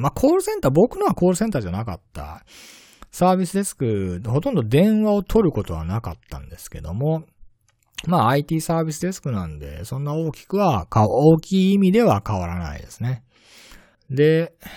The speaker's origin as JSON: {"language": "Japanese", "region": "Tottori", "country": "Japan", "tie": "born or raised there", "also_born_or_lived": "Hiroshima", "moved": "as an adult", "lives_now": "Malaysia", "said": "生まれは鳥取県の出身なんですけれども、えー、大学は広島の大学を卒業しました"}